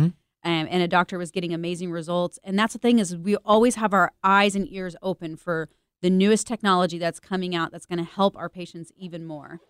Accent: Missouri, United States; I'm from Missouri

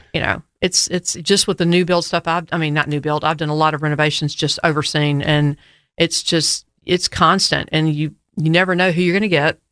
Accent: United States; I grew up in River Oaks

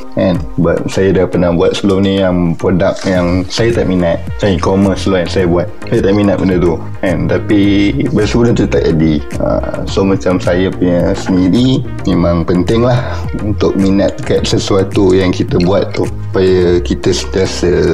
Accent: Shah Alam, Selangor, Malaysia; saya asal dari Shah Alam Memang dibesarkan di Shah Alam Sekolah semua di Shah Alam

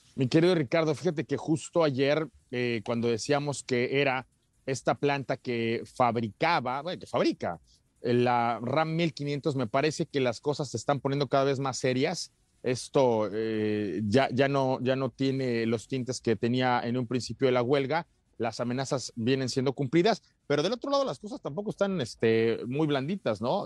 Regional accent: Mexico

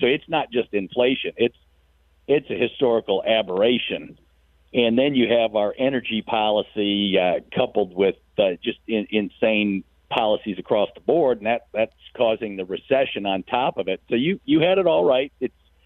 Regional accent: Midwest, United States; moved away as an adult; now in Virginia, United States; I'm from the Midwest

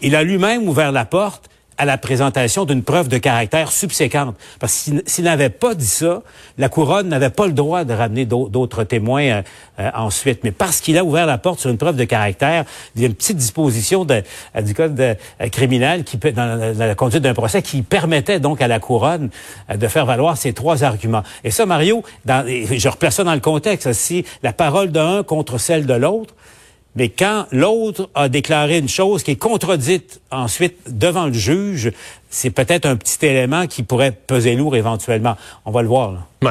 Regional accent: Quebec, Canada; chez nous, au Québec

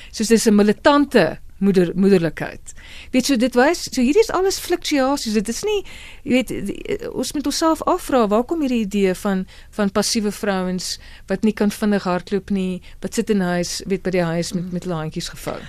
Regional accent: South Africa; ons ook as Afrikaners

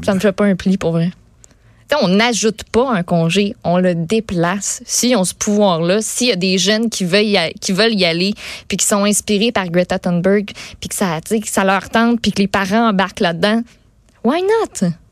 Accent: Quebec, Canada; François Legault, notre premier ministre

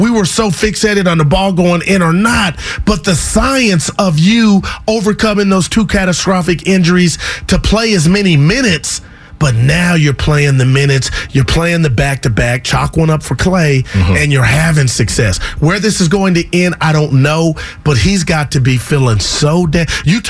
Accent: Union City, California, United States; During the break, I go Union City, my hometown.

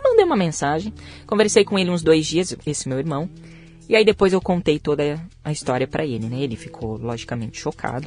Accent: Maringá, Paraná, Brazil; moved away as an adult; now in Europe; eu sou do interior do Paraná. Eu nasci em Maringá

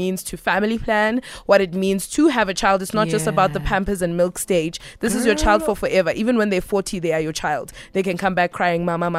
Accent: Soweto, Gauteng, South Africa; growing up in Soweto in Jabavu

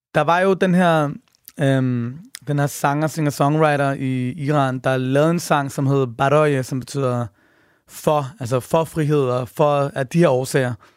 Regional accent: Denmark; født og opvokset i Danmark

